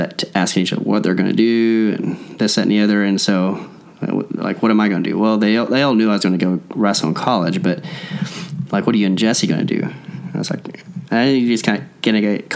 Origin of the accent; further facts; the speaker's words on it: Collinsville, Oklahoma, United States; We grew up in Collinsville, Oklahoma, both of us